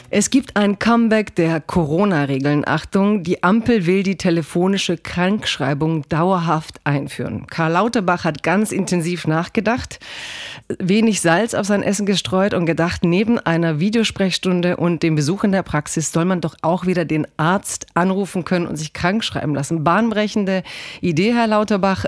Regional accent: Croatia; Kroatin bin ich voll

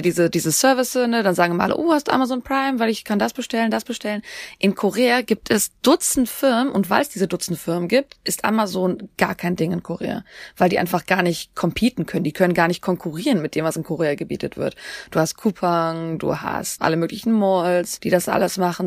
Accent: Germany

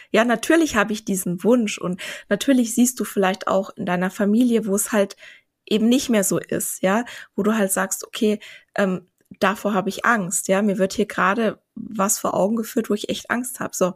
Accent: Vienna, Austria; Ja, aber ich, ich, ich bin doch Wienerin. Ich bin doch Wienerin.

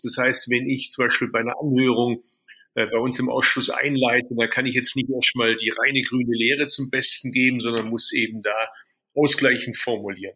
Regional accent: Swabia, Baden-Württemberg, Germany; moved away as an adult; also born or lived in Berlin; als Schwabe

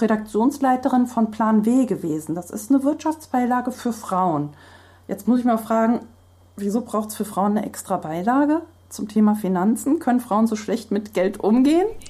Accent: Hesse, Germany; ich kann noch nicht mal Hessisch und ich bin geborene Hessin

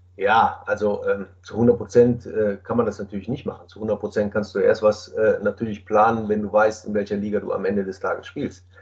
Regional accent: Düsseldorf, North Rhine-Westphalia, Germany; nach Düsseldorf gefahren, in meine Heimatstadt

